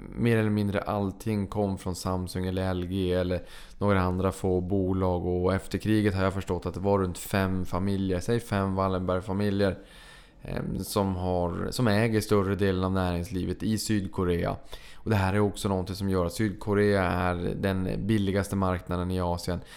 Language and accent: Swedish; Sweden; vi var från eh, Sverige